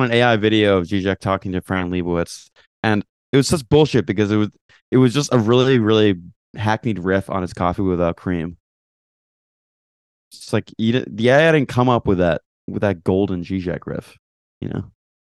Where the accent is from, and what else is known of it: Canada; moved away as an adult; also born or lived in New York, United States